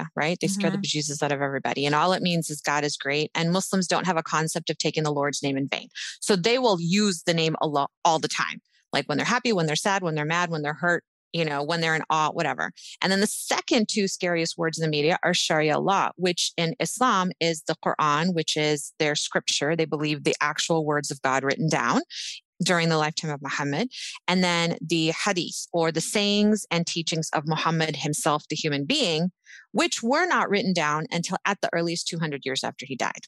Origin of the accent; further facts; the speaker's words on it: United States; we grew up in America